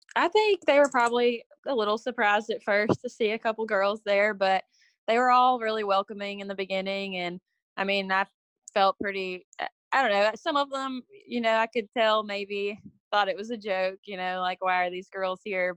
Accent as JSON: {"language": "English", "area": "Hampshire", "region": "Texas", "country": "United States", "tie": "born or raised there", "said": "I was born and raised in Hampshire, Texas"}